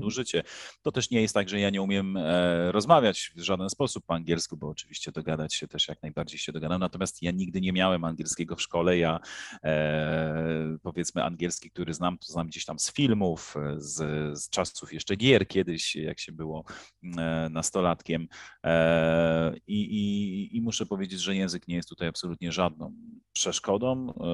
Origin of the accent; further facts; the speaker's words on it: Poland; moved away as an adult; now in Egypt; w naszym kraju